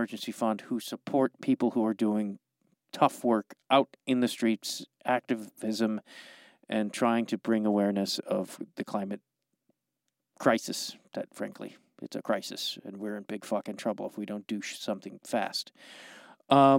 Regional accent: Streamwood, Illinois, United States; now in Los Angeles, United States; You and I are both from the suburbs of Chicago

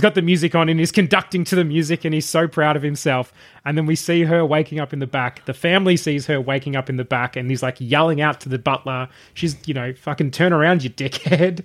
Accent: Traralgon, Victoria, Australia; I grew up in Terralgan in the country.

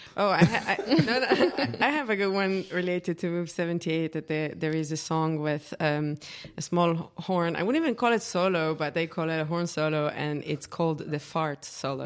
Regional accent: Israel; moved away as an adult; now in Berlin, Germany; I'm also from Israel.

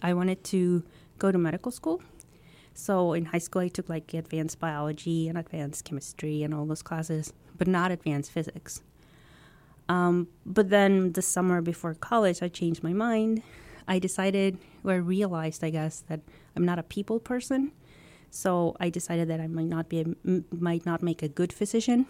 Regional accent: Mexico; moved away as an adult; now in United States; I grew up in Mexico, and I am the eldest

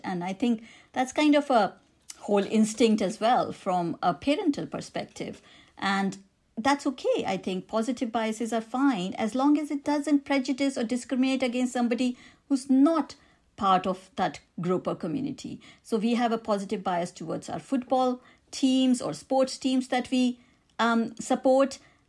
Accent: India; accent: Indian; When I tell people I'm Indian, or if they hear me on the phone, I've got an Indian accent, they might be making certain judgments about me

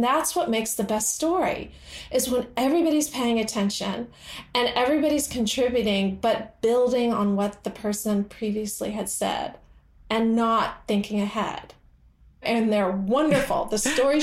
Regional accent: the American South, United States; I'm from the American South

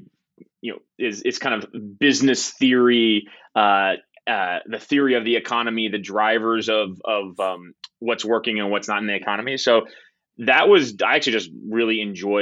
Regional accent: Southwest Ohio, United States; I grew up in Southwest Ohio

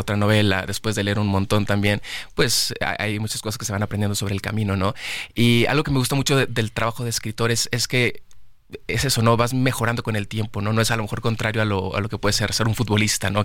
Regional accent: Monterrey, Nuevo León, Mexico; yo amo Monterrey, es mi ciudad. Eh, nací en Monterrey, allá vivo todavía.

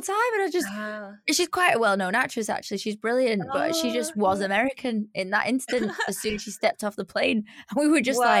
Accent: Manchester, North West England, United Kingdom; accent: Manc; my Manx accent was so far gone. Like, I used to talk like

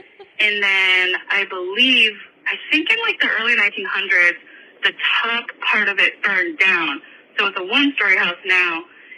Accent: Michigan, United States; my house I grew up in Michigan.

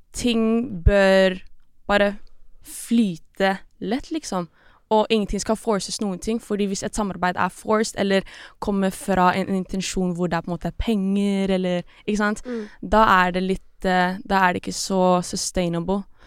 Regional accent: Norway; Norwegian is a second language; also born or lived in Philippines; jeg ble født her i Norge, og så jeg flytta tilbake til Filippinene, jeg var sånn rundt tre-fire år, og så flyttet vi igjen tilbake til Norge, det var åtte

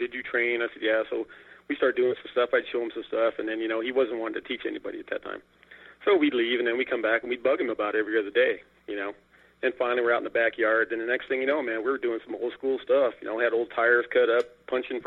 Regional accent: Wyoming, United States; moved away as an adult; also born or lived in Denver, Colorado; now in Austin, United States; I went to middle school and high school and all that stuff was in Wyoming

